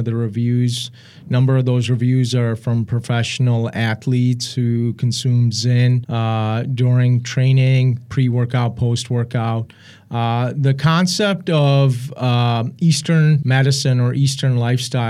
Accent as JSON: {"language": "English", "country": "Pakistan", "tie": "born or raised there", "moved": "yes", "said": "My father's from Afghanistan. I was born in Pakistan. My mother's from India"}